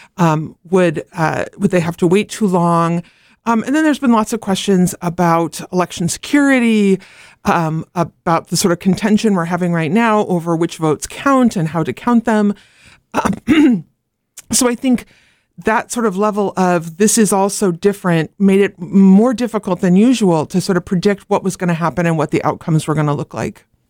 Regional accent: Oregon, United States; moved away; I grew up in Oregon where there'd been ma, all mail-in ballot for ever and ever.

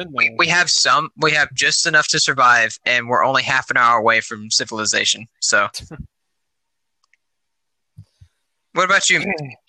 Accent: Washington, United States; moved away; So where I'm from, Washington State, like, I loved it there. Because we lived on an island, and it's beautiful.

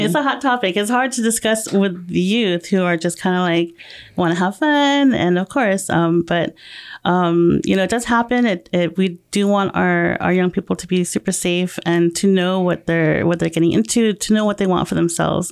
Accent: Murrieta, California, United States; moved away as an adult; also born or lived in Temecula, California / Guam; I grew up in Marietta, um, since I was in th-, fifth grade.

